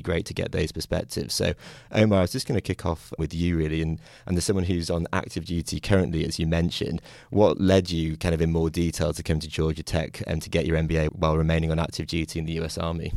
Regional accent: United Kingdom; now in United States; I'm from the United Kingdom originally

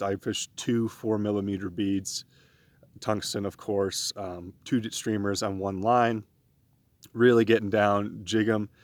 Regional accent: East Coast, United States; moved away; also born or lived in New York / Pennsylvania; I grew up on the East Coast in New York and in Pennsylvania doing a lot of my fishing there

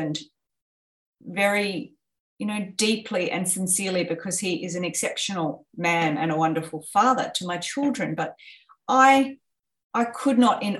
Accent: Australia; growing up in Australia where we have a very comfortable life

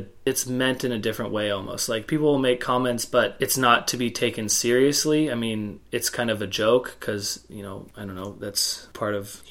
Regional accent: California, United States; moved away as an adult; now in Valparaiso, United States; I'm from California

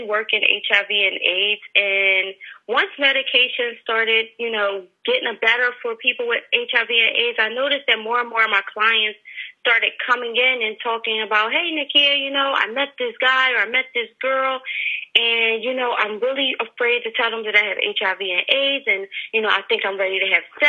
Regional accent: Philadelphia, Pennsylvania, United States; I'm from Philadelphia

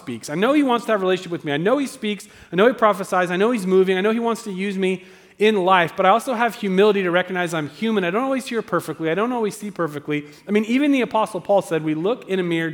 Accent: Southern Oregon, United States; also born or lived in Eagle Point, Oregon; I'm from Southern Oregon, and we say root and crick

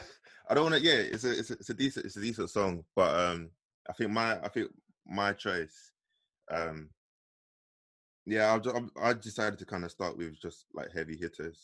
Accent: London, United Kingdom; growing up in the East, originators of grime

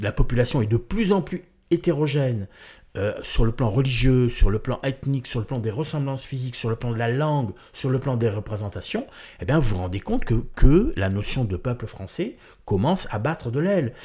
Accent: Marseille, Provence-Alpes-Côte d'Azur, France; moved away; also born or lived in Corsica; je suis né à Marseille

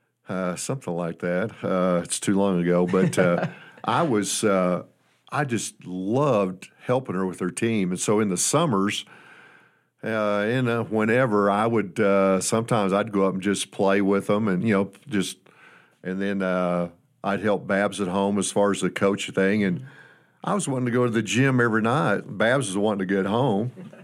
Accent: Fort Wayne, Indiana, United States; moved away; But I grew up in Indiana, a basketball state, and I fell in love with the game, Kate. I think I was in about the sixth grade, and I'm from Fort Wayne, Indiana, which is a 10 high school type size town.

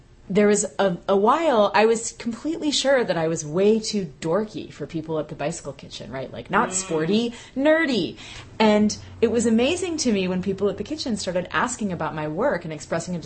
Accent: Bay Area, California, United States; moved away; I was in my late teens, right. growing up in the Bay Area

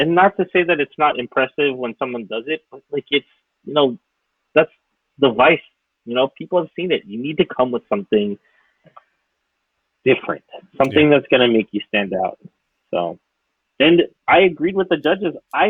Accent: Philippines; like me being Filipino, us being Filipino.

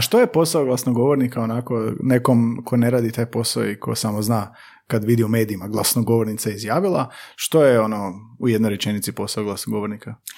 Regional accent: Slavonia, Croatia; mi Slavonci

